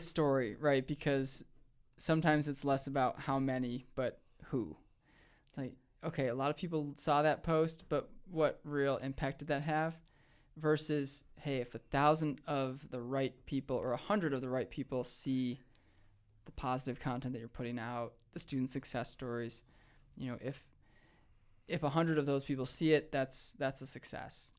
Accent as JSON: {"language": "English", "town": "Rochester", "region": "New York", "country": "United States", "tie": "born or raised there", "also_born_or_lived": "Chicago / Richmond, Virginia", "moved": "as an adult", "lives_now": "Missoula, United States", "said": "I grew up in Rochester, New York"}